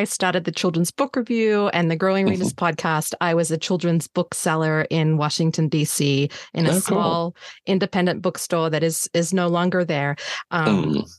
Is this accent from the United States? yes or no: no; Australia; I'm Australian